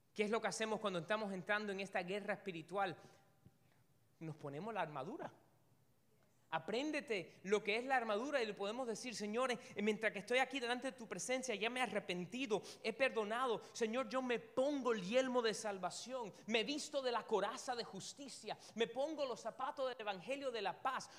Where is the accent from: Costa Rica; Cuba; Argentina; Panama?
Cuba; Una de las primeras cosas que uno se aprende cuando es cubano es el Padre Nuestro. Desde chiquitico te lo van diciendo.